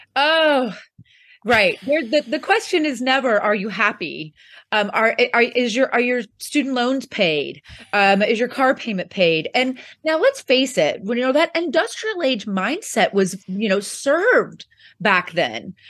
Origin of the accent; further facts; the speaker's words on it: Poplar Bluff, Missouri, United States; I actually am from a small town, um, in southeast Missouri called Poplar Bluff